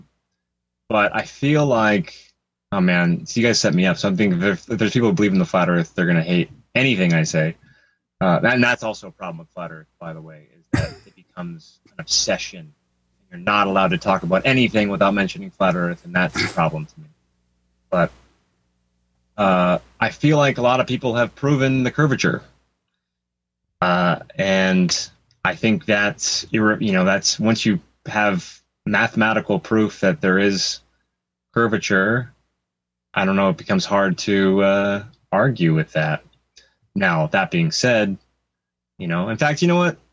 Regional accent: Los Angeles, California, United States; I grew up in Hollywood. I spent most of my life in L.A.

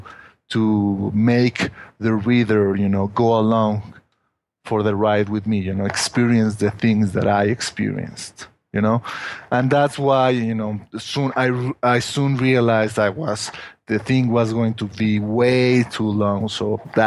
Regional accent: Mexico; English is a second language; I'm not a native, you know, English speaker, you know, that I was born in Mexico, from Mexican family, and I've lived here in Mexico all my life

